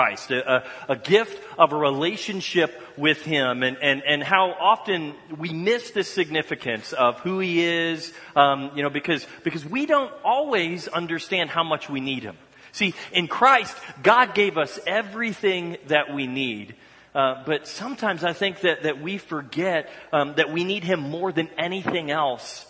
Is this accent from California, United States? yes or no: no; Dallas, Texas, United States; moved away; I grew up in Dallas, Texas